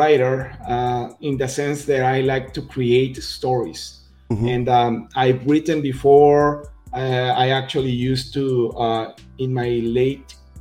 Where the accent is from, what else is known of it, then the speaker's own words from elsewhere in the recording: Mexico; I'm from Mexico, first of all. So as you can tell from my comic Adelita, I'm Mexican